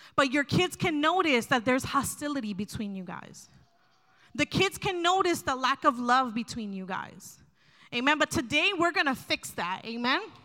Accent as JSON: {"language": "English", "region": "New Jersey", "country": "United States", "said": "I'm from New Jersey"}